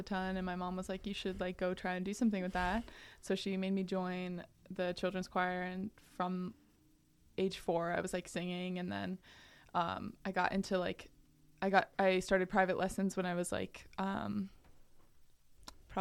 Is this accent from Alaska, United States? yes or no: yes; Anchorage, Alaska, United States; I was born and raised here. I went to Northern Lights ABC School and transferred to Chugach, optional